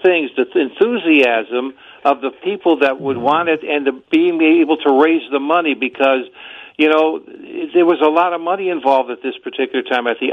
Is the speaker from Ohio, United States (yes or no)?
yes; Cleveland, Ohio, United States; my hometown of Cleveland